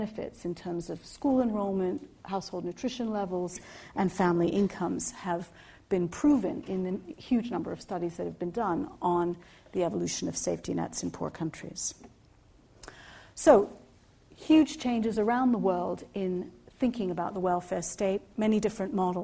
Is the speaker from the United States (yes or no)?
no; Egypt; now in United Kingdom; I was born in Egypt